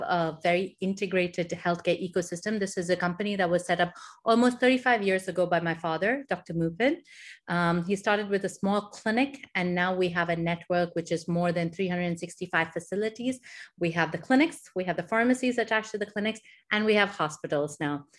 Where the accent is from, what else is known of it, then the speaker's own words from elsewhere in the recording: Dubai, United Arab Emirates; also born or lived in India / Michigan, United States; So, I actually grew up here in the Middle East. I grew up in Dubai